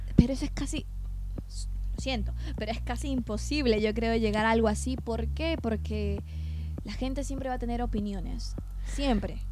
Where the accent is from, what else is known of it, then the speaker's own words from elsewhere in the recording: Peru; moved away as an adult; also born or lived in Madrid, Spain; now in California, United States; nací en Perú, y estuve allí casi toda mi infancia, aparte de mi adolescencia también